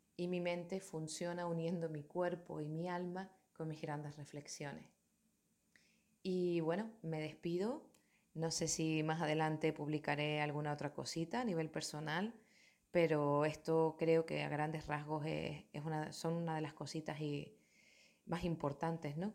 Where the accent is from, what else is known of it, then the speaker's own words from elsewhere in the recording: Tenerife, Canary Islands, Spain; Soy de Tenerife, de Canarias, de una comunidad autónoma que pertenece a España